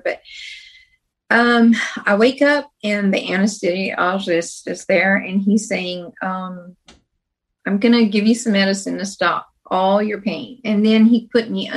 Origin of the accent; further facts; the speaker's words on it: Louisiana, United States; We grew up in Louisiana when we were younger